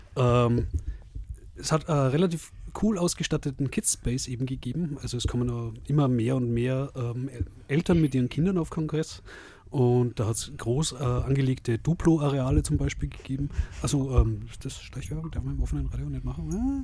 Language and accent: German; Salzburg, Austria; bei uns in Salzburg